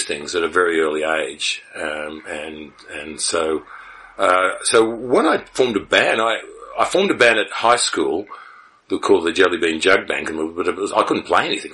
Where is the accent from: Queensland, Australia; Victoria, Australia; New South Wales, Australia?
Victoria, Australia; Melbourne; also born or lived in Sydney; And I was born in Sydney and raised in Melbourne. I moved to Melbourne when I was very young